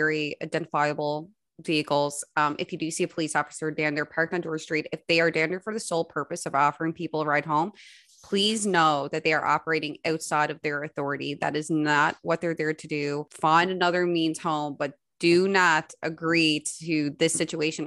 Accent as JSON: {"language": "English", "town": "Spaniard's Bay", "region": "Newfoundland and Labrador", "country": "Canada", "said": "I'm from Spanish Bay"}